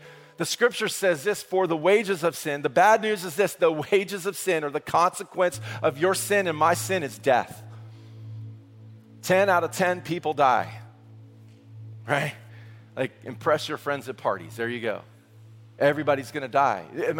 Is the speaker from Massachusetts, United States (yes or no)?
yes; Massachusetts, United States; Can we be honest in here? We're from Massachusetts. You're honest, right?